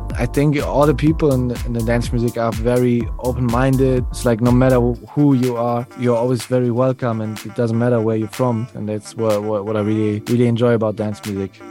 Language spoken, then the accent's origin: English; Germany; I grew up in Germany